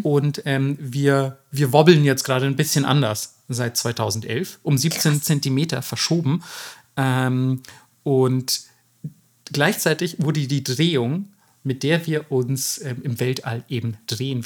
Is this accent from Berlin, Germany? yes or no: no; Bavaria, Germany; Bayern, da wo ich herkomme